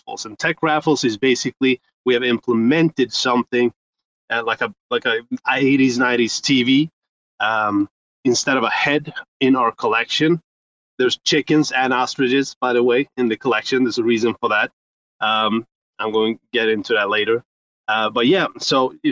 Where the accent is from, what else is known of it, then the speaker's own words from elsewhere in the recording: Sweden; I'm from Sweden, 36, and I'm an entrepreneur here in Sweden.